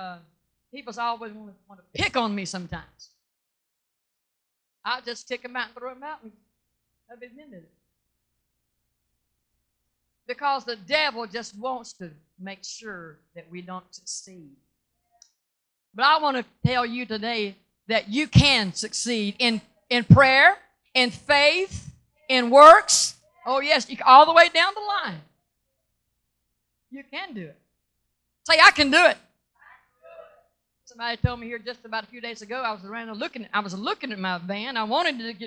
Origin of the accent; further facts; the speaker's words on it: Mississippi, United States; moved away; I was born and reared in Mississippi. I'm not ashamed of that. That's my roots.